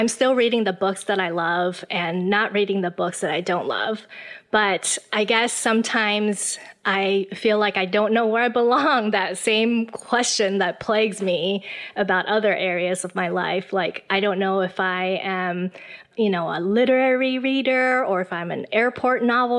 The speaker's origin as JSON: {"language": "English", "country": "Taiwan", "tie": "born or raised there", "also_born_or_lived": "Illinois", "said": "Well, I was born and raised in Taiwan. I spent most of my life here. But I did go to America for college."}